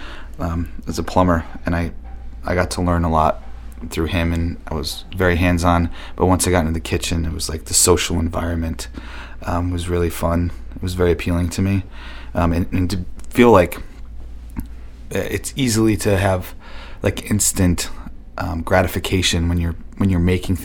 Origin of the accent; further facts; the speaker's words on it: Buffalo, New York, United States; moved away as an adult; also born or lived in Hyde Park, New York / Rhinebeck, New York; now in Portland, United States; I grew up in Buffalo